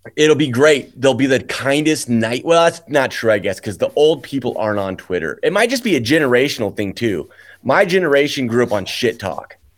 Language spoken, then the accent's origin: English; Lincoln, Nebraska, United States; moved away; because I was from Lincoln